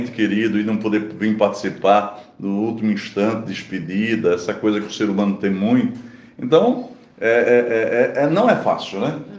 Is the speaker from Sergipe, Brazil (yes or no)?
no; Pernambuco, Brazil; moved away; also born or lived in São Paulo; E eu também emigrei de Pernambuco